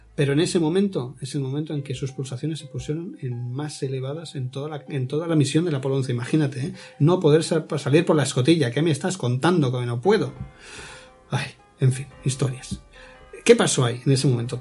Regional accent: Spain; como españoles tenemos que tener ese orgullo

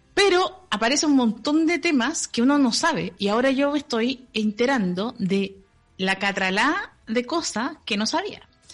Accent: Chile; nacimos en Chile

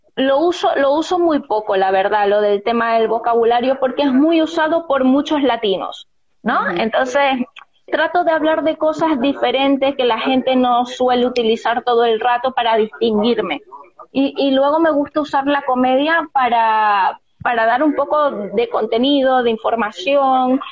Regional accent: Zulia, Venezuela; moved away as an adult; now in Spain; en mi región, donde, de donde yo soy, el Zulia

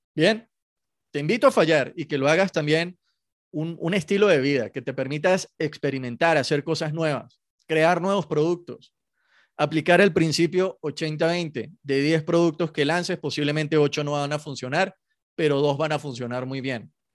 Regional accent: Venezuela; soy venezolano y, en Venezuela se juega mucho béisbol

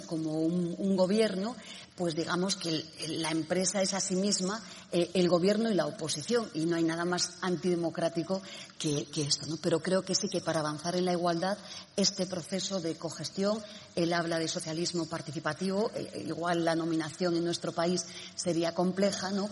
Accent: Spain; en nuestro país

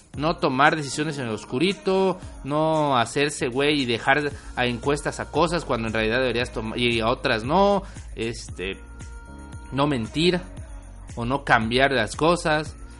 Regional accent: Mexico; nuestro país

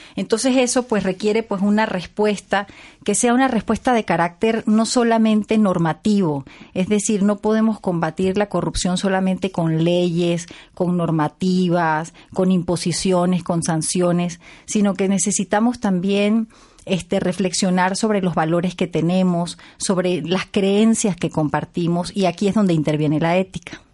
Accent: Venezuela; Yo soy venezolana

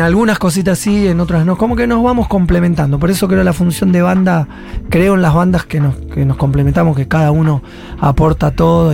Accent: Argentina; Y yo amo Argentina

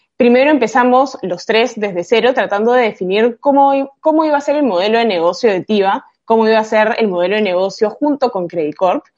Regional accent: Peru; yo soy peruana

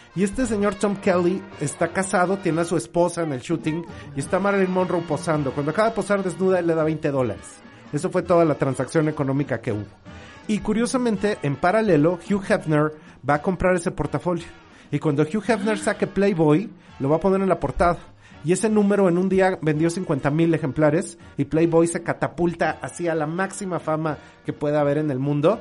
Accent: Mexico; como mexicanos

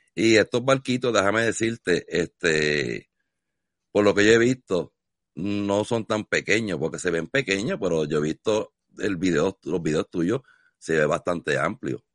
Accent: Puerto Rico; moved away; yo vengo de Puerto Rico, fui criado en la costa

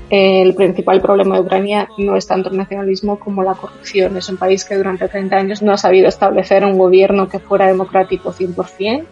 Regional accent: Murcia, Region of Murcia, Spain; also born or lived in eastern Ukraine; en España soy murciana

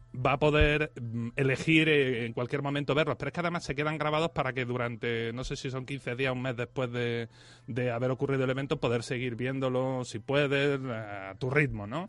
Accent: Spain; yo que soy español

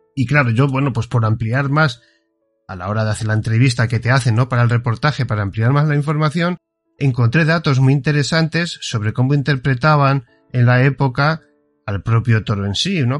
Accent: Spain; somos españoles

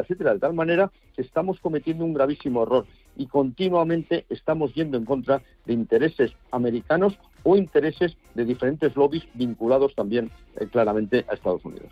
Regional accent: Spain; Yo como español

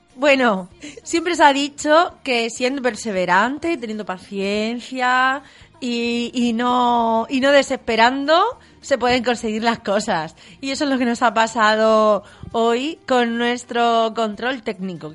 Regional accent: Vega Media, Region of Murcia, Spain; yo soy de la Vega Media, de, de la zona de, de, Murcia por Iguela

